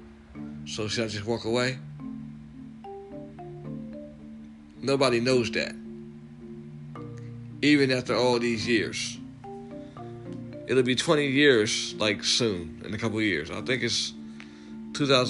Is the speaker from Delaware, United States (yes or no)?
yes; Delaware, United States; we're from Delaware, so it ain't that big.